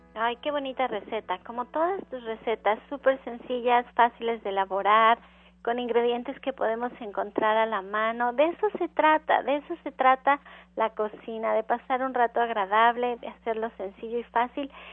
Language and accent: Spanish; Mexico; nosotros como mexicanos